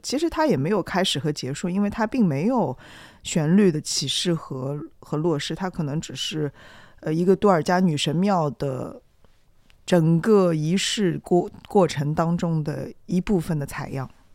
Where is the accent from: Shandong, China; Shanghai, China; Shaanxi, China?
Shanghai, China; 我们上海人